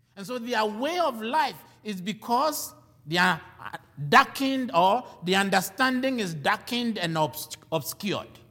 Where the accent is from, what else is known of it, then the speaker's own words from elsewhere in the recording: Ghana; now in United States; I am a Ghanaian